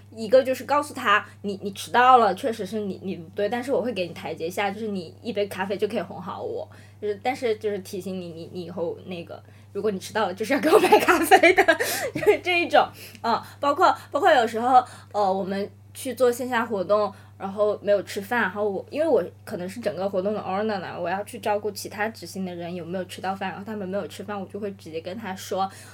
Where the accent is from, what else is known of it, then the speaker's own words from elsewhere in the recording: Nanning, Guangxi, China; moved away as an adult; now in Shanghai, China; 我从小都是在南宁生活，长大读书的嘛